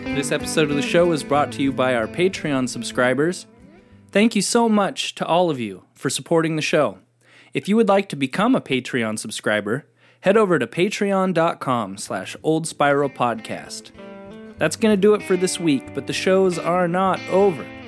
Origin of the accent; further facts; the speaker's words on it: Asotin, Washington, United States; I grew up in Asotin going to Checkers